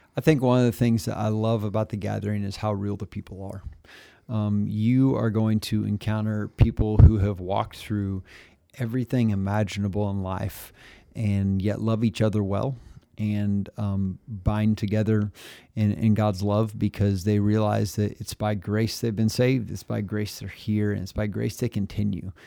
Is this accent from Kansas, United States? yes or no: yes; Pratt, Kansas, United States; also born or lived in Phillipsburg, Kansas; at two, we moved to Pratt, where I spent all of my growing up time